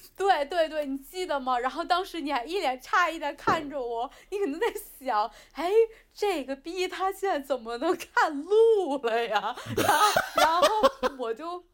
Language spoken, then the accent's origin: Chinese; China; now in London, United Kingdom; 我是中国人啊，我是中国人，我不能丢中国的脸，是吧？我拿的是红色的护照